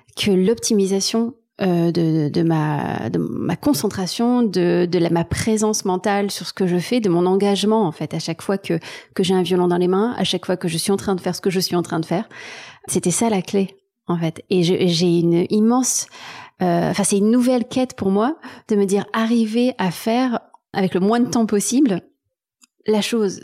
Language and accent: French; Marseille, Provence-Alpes-Côte d'Azur, France; also born or lived in Taiwan / Berlin, Germany; now in Paris, France; j'ai grandi à Marseille, pas dans la Pinède, pas loin de, pas loin de la mer